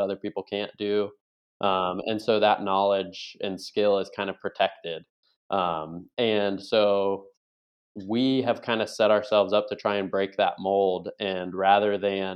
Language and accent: English; Buffalo, New York, United States; moved away as an adult; now in Virginia Beach, United States; I grew up in Buffalo, New York, primarily